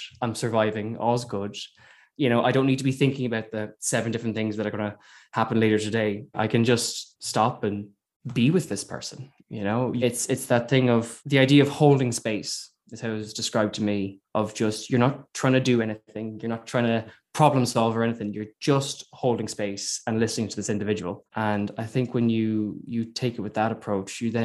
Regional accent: Slane, County Meath, Ireland; moved away as an adult; also born or lived in Navan / Cork; now in London, United Kingdom; So I grew up in Slane and went to school in a place called Navan. So that's County Meath.

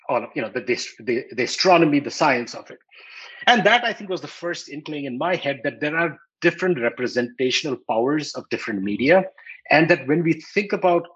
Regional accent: New Delhi, Delhi, India; when I was growing up in New Delhi in India

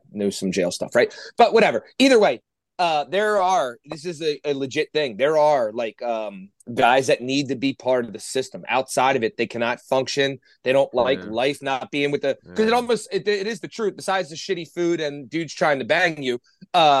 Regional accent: Norristown, Pennsylvania, United States; I was born in Norristown Hospital

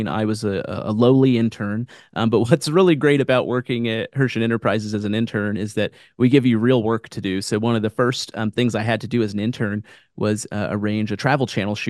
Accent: Kansas City, United States; now in Branson, United States

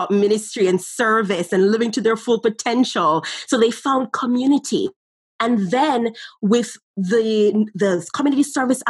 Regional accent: Jamaica; as young children growing up in Jamaica

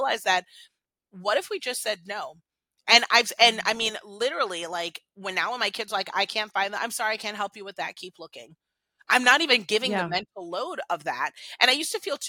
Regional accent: Washington, District of Columbia, United States; I was born here in the States. I'm, you know, an American girl. I was born in DC

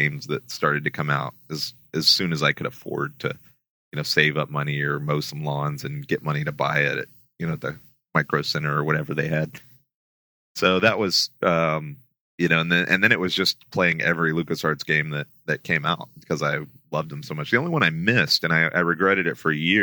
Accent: Houston, Texas, United States; I grew up in Houston

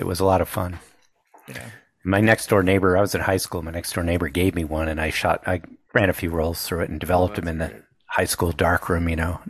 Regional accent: Northeast, United States; now in Whidbey Island, United States; I'm from the Northeast originally, but I ended up out here

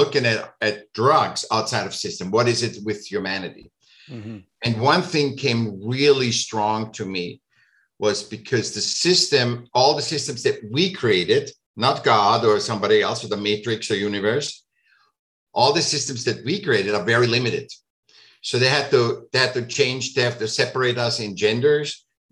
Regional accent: Vienna, Austria; moved away; I was born in Vienna.

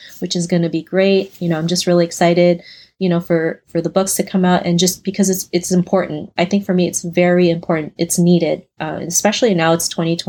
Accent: Toronto, Ontario, Canada; An Asian girl growing up in Toronto, Canada

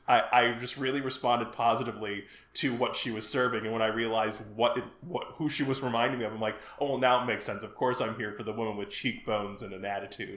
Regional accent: Chicago, Illinois, United States; I'm from Chicago

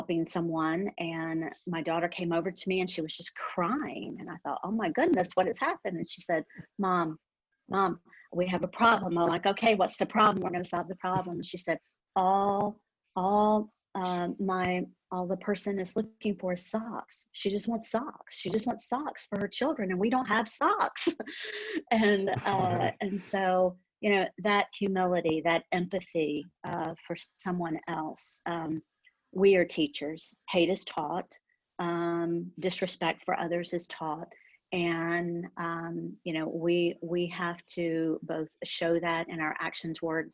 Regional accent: the South, United States; growing up in the South

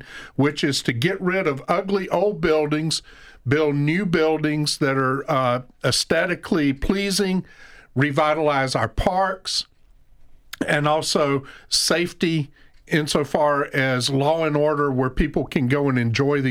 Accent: Georgia, United States; moved away; my hometown in Georgia, in many ways, used to be an industrial town, an agricultural town. Now it's a ghost town.

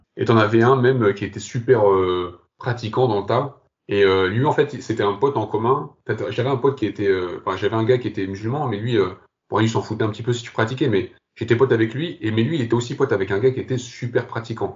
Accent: France; also born or lived in Algeria / Kabylie; Je suis né en Algérie, j'ai grandi, j'ai grandi au Bled et je suis venu à l'âge de 6 ans en France.

